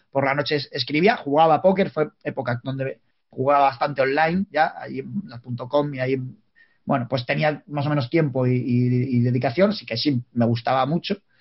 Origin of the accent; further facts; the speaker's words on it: Palencia, Castile and León, Spain; somos de Palencia